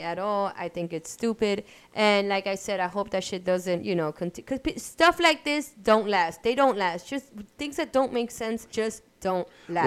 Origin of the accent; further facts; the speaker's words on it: New York City, New York, United States; Grew, grew up in Brooklyn